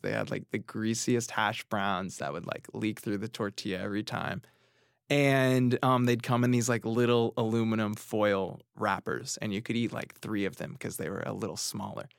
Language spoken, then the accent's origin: English; Orange County, California, United States; moved away as an adult; now in New York City, United States; I grew up in Orange County, California